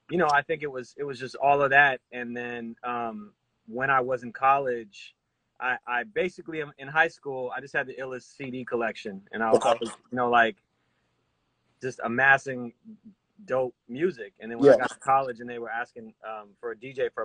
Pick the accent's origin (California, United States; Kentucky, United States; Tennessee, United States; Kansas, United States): California, United States; moved away as an adult; now in New York, United States; I grew up in California